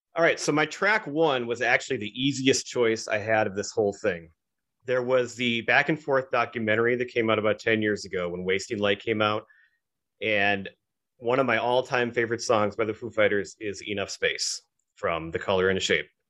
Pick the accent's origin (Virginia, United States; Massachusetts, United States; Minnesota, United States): Minnesota, United States; We grew up in Minnesota